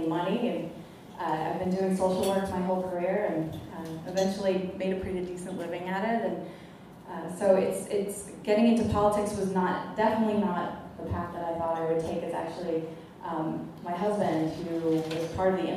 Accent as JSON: {"language": "English", "town": "Chicago", "region": "Illinois", "country": "United States", "moved": "as an adult", "lives_now": "Omaha, United States", "said": "I'm originally from Chicago. We chose to move to Omaha about 13 years ago"}